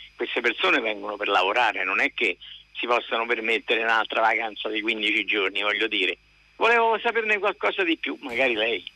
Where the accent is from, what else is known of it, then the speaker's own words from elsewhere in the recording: Rome, Lazio, Italy; also born or lived in Fano; sono di Roma e abito vicino alla stazione di Burtina